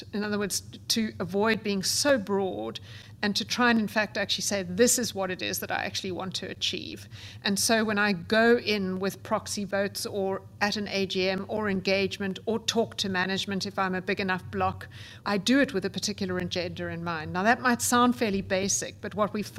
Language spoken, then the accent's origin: English; South Africa; I grew up, as you can gather from my accent, in South Africa